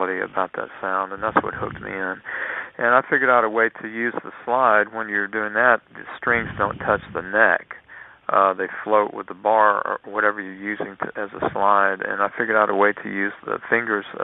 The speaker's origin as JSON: {"language": "English", "town": "Lafayette", "region": "Louisiana", "country": "United States", "tie": "born or raised there", "also_born_or_lived": "Mississippi", "said": "we moved to from Mississippi to Lafayette, Louisiana, when I was 7 years old"}